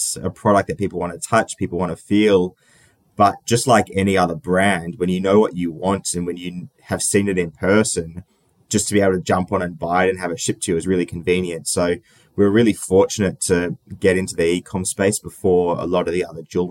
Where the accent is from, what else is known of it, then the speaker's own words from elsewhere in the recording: Sydney, New South Wales, Australia; I grew up in Sydney, in Australia. I've been here my whole life, so not too interesting in terms of moving around. But born and raised.